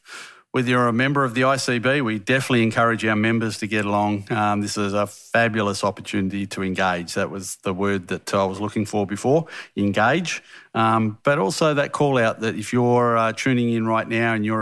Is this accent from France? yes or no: no; Western Australia, Australia; I'm from Western Australia, so we don't have hills over here.